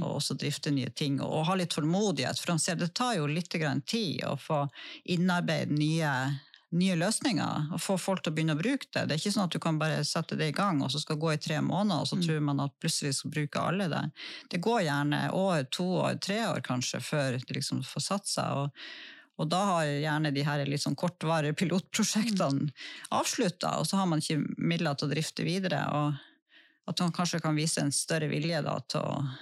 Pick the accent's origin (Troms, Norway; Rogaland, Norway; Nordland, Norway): Nordland, Norway; Lødingen; nå er jo jeg vokst opp på Lødingen